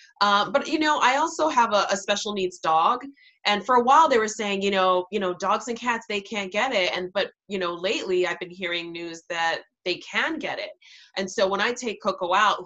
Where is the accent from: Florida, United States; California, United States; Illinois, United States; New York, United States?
New York, United States; New York City; moved away; I'm from Queens and my hospital growing up was Elmhurst Hospital.